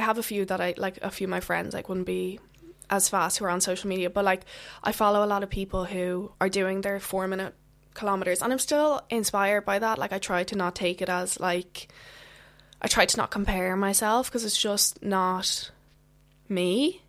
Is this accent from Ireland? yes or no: yes; just outside of Dublin, Leinster, Ireland; I'm from Ireland, just outside of Dublin.